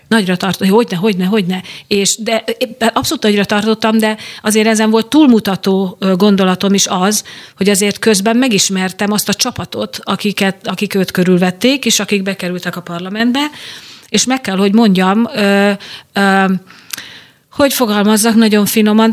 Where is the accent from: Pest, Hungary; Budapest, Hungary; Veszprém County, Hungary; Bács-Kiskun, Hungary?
Veszprém County, Hungary; Veszprém; a szülővárosomban megméretem magam